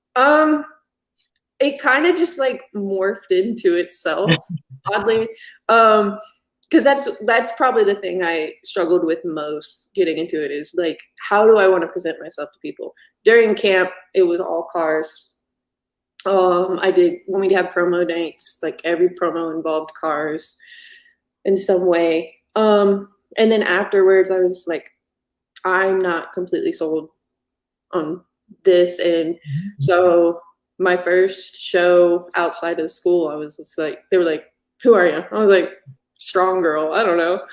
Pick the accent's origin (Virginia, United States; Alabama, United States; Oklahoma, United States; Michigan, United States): Virginia, United States; I grew up in Virginia